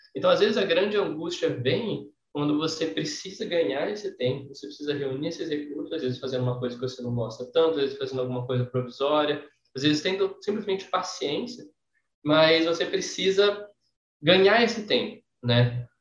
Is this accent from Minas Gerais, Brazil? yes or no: no; São José do Rio Preto, São Paulo, Brazil; na minha cidade natal, em São José do Preto